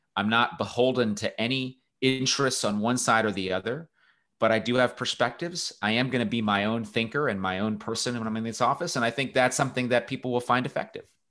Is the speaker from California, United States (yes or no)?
yes; Los Angeles, California, United States; I grew up in, in Southern California. I grew up near Los Angeles